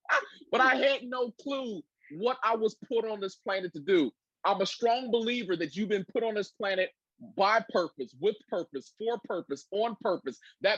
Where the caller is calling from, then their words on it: Cincinnati, Ohio, United States; I'm calling in from Cincinnati, Ohio.